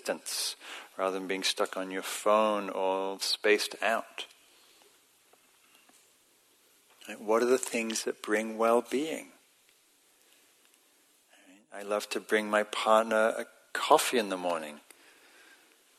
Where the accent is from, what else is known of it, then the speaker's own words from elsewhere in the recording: England, United Kingdom; it's part of my identity as an English person